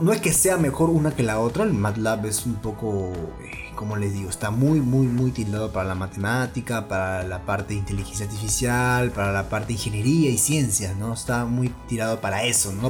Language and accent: Spanish; Peru; en mi país